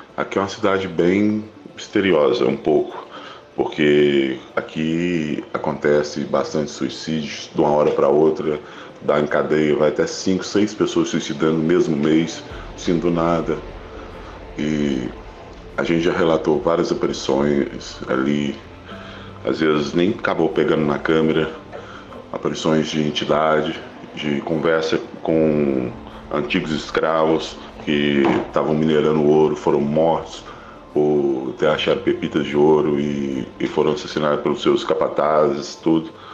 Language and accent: Portuguese; Minas Gerais, Brazil; a gente não somos mesmo de Esmeralda, somos de Tepsirica, Minas Gerais